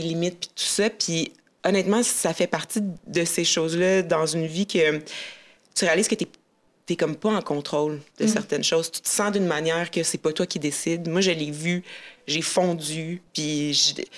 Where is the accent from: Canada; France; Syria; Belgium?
Canada; Abitibi, Quebec; j'ai grandi en Abitibi